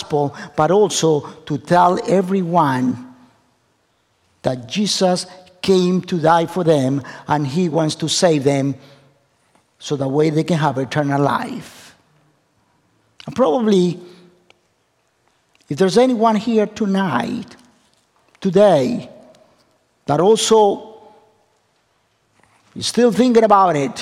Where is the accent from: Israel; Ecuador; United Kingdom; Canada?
Ecuador; English is a second language; moved away; I come from Ecuador, South America.